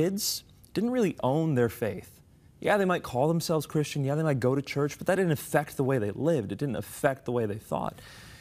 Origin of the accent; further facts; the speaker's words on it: United States; my parents are from Pakistan. I was born and raised in the States.